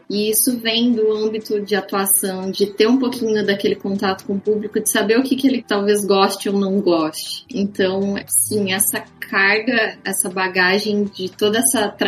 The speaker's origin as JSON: {"language": "Portuguese", "town": "Mogi Guaçu", "region": "São Paulo", "country": "Brazil", "lives_now": "São Paulo, Brazil", "said": "Vou pegar meu exemplo. Eu saí de Mogi Guaçu e vim para São Paulo. Eu não comecei do zero em São Paulo."}